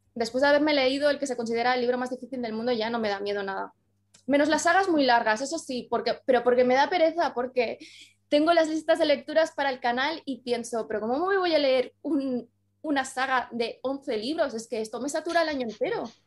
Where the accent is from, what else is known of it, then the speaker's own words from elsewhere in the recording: Andorra; yo soy de Andorra y en Andorra ahora sí que llegan muchísimo las cosas, pero cuando yo era pequeña estábamos un poco aislados del mundo